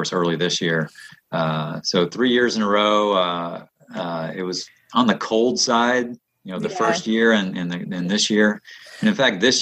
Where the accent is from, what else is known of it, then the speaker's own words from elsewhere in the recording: the South, United States; moved away; also born or lived in Midwest / Northeast; growing up in the South